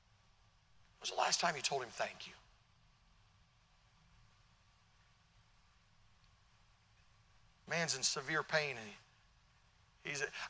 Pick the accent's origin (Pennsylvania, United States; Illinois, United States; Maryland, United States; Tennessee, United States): Tennessee, United States; now in Connecticut, United States; I'm from Tennessee